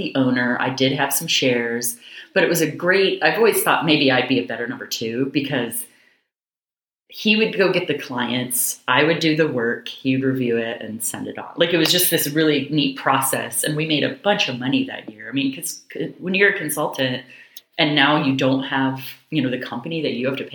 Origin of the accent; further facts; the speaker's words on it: Seattle area, Washington, United States; moved away as an adult; also born or lived in New York / Jacksonville, Florida / Chicago / Kentucky; I'm actually from the Seattle area. I grew up in a small town, probably 3,000 people or so.